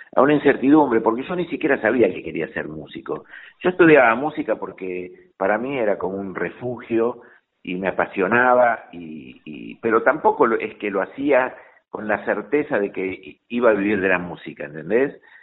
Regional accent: Bernal, Buenos Aires Province, Argentina; yo soy de Bernal, así que también soy sureño.

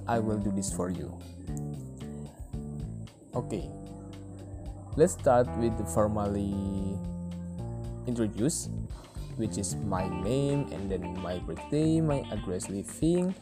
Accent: Pemalang, Central Java, Indonesia; I was born in Pemalang, the small city at Central Java

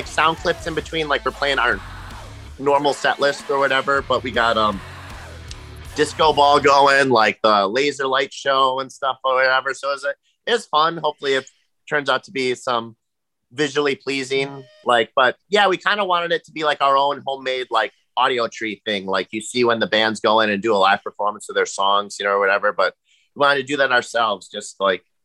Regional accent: Wisconsin, United States; we're from Wisconsin

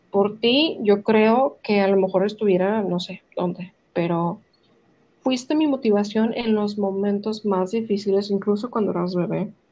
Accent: United States; born there; yo, yo no nací

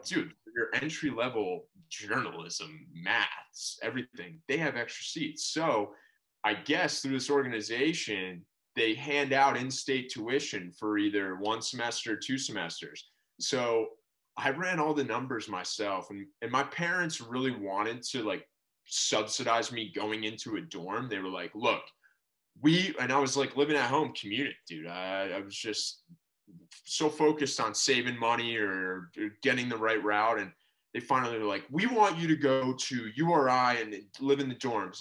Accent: Narragansett, Rhode Island, United States; moved away; also born or lived in Boston, Massachusetts / Providence, Rhode Island / Honolulu, Hawaii; I was born in Boston, but uh, pretty much grew up in Rhode Island uh, my whole life.

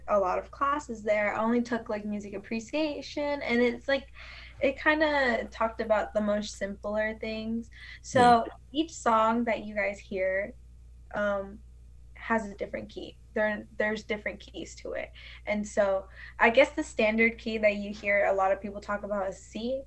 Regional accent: Raleigh, North Carolina, United States; first language Spanish; English is a second language; also born or lived in Pilot, North Carolina / Arizona; I'm from North Carolina, was born and raised in like the capital, Raleigh. So I grew up there.

